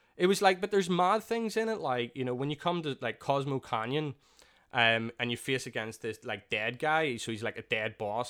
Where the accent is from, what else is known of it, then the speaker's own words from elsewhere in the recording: Belfast, Northern Ireland, United Kingdom; growing up there, I feel it's, for me, it's one of the safest areas